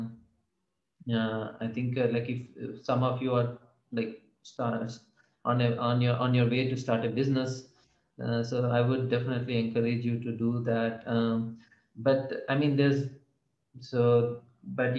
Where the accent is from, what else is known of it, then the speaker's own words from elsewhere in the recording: Hyderabad, Telangana, India; moved away as an adult; also born or lived in Bay Area, United States; I wanted to set up my business here in Hyderabad, primarily because I'm from Hyderabad